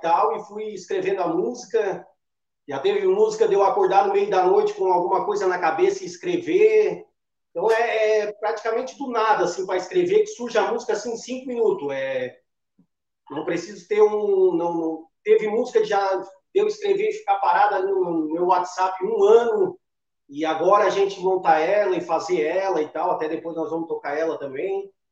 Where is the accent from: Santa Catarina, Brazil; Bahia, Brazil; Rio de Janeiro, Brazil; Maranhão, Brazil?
Santa Catarina, Brazil; Criciúma; nós todos somos de Criciúma. Hoje o Diego mora na Isara, mas a gente é tudo de Criciúma